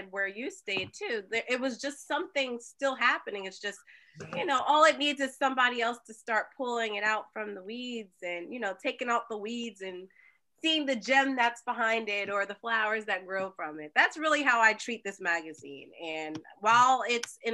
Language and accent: English; Trenton, New Jersey, United States; I'm from Trenton, New Jersey